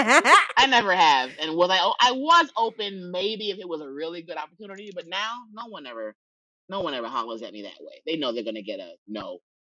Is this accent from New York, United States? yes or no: yes; New York City, New York, United States; I'm from the Bronx